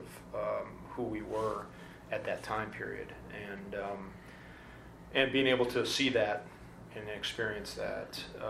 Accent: the Midwest, Wisconsin, United States; moved away; I came from the Midwest

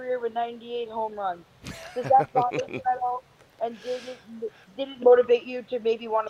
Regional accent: Marlboro, New Jersey, United States; from Marlboro, New Jersey.

